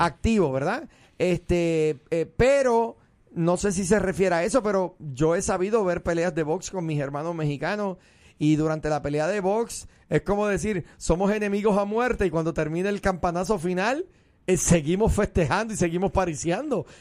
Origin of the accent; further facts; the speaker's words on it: Puerto Rico; moved away; soy un puertorriqueño